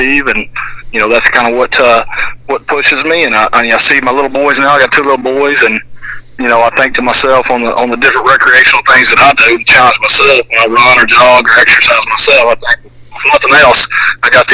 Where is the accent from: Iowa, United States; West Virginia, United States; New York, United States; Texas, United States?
Texas, United States; Tatum; being an East Texas boy most of my life, I grew up in Tatum.